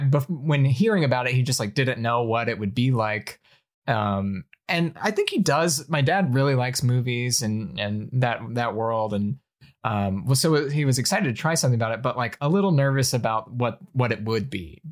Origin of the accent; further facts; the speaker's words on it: Alabama, United States; moved away; I grew up in Alabama where there are, like, four Asian people